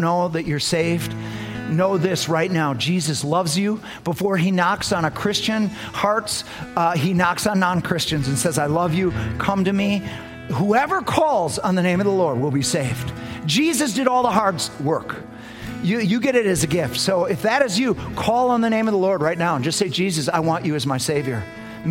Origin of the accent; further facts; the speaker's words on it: United States; I'm American. Nobody's more American than me.